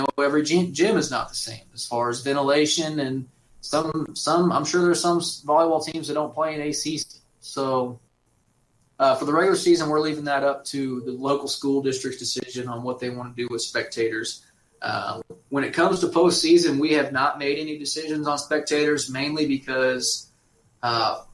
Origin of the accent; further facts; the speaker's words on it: St. George, Kansas, United States; I grew up in St. George, Kansas